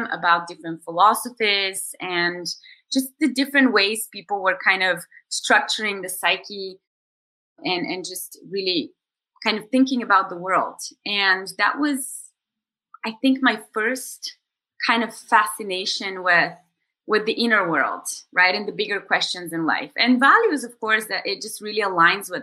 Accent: Bulgaria; moved away as an adult; also born or lived in New York, United States; I am originally from Bulgaria and I'm here now for the summer

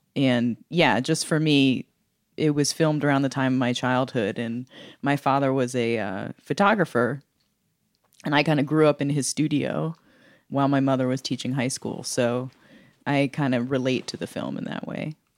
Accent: Philadelphia, Pennsylvania, United States; my hometown of Philadelphia

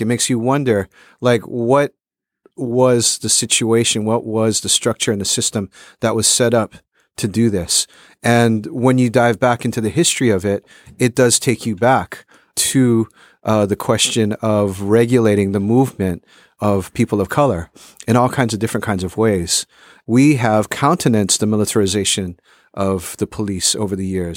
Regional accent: Honolulu, Hawaii, United States; moved away; also born or lived in California; I grew up in Honolulu, Hawaii.

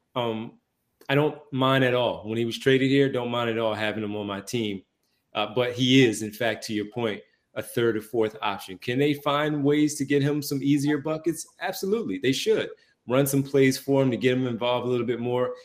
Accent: Philadelphia, Pennsylvania, United States; Growing up in Philadelphia

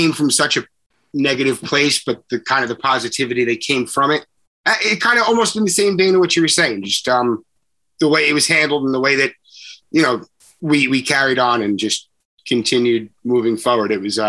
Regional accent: West Babylon, New York, United States; we were in West Babylon.

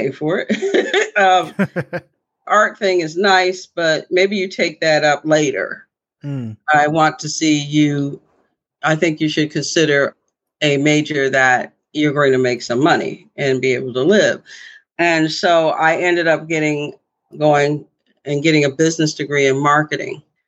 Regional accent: near Syracuse, upstate New York, United States; also born or lived in Philadelphia, Pennsylvania; I was born in Philadelphia, but I was raised primarily in upstate New York, near Syracuse, New York

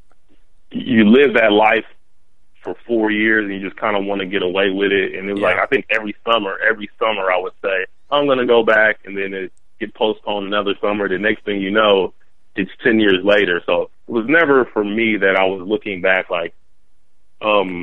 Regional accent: Columbus, Ohio, United States; also born or lived in Kansas; I grew up with here in Columbus

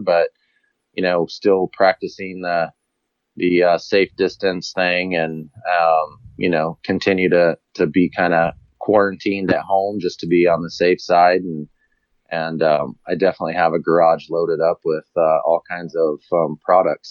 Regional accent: Colorado, United States; me being a Colorado resident, obviously local. I grew up here in Colorado

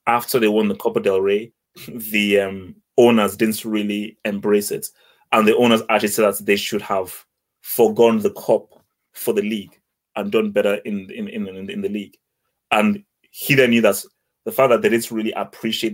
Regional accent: Nigeria; accent: African; moved away; as a Nigerian

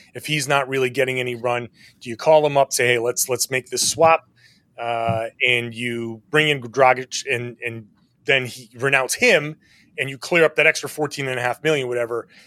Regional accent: New England, United States; I'm from New England. I get it. There's a reason why we're a tough group up here

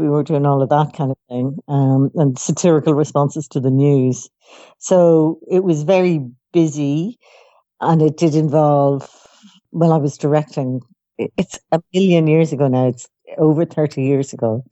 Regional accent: Dublin, Leinster, Ireland; I grew up in Dublin, Ireland

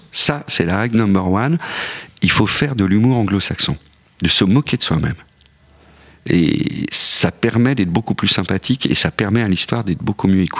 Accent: Switzerland; Non, moi je viens de la Suisse, donc je suis pas vraiment un sujet.

